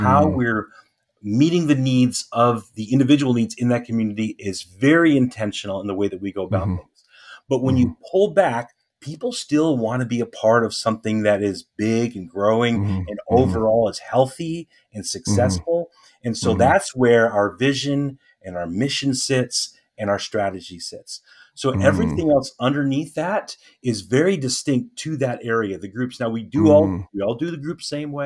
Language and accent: English; Lancaster County, Pennsylvania, United States; our area, we in Lancaster County is a unique kind of a place